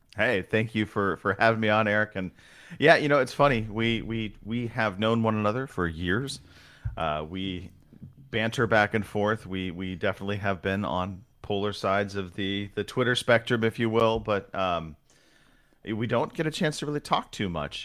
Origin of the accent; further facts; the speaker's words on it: Southern California, United States; now in Northern California, United States; I was born in Southern California, kind of, as I've gotten older, made my way north